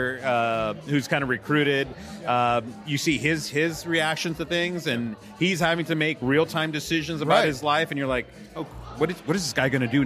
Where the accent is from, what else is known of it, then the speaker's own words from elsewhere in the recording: United States; also born or lived in Texas; as an American. I mean, even living in Texas